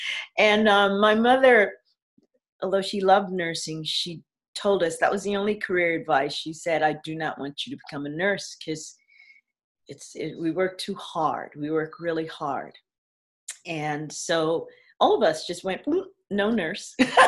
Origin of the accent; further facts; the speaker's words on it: New York, United States; We grew up in Frederick Douglass projects, 103rd between Broadway, Amsterdam and Columbus. And we grew up in the projects.